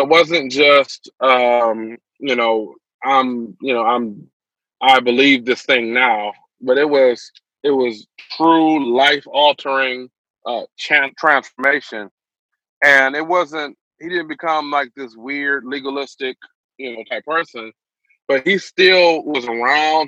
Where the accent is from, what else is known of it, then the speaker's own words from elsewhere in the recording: Detroit, Michigan, United States; born and raised in Detroit, Michigan, Northwest Side. I grew up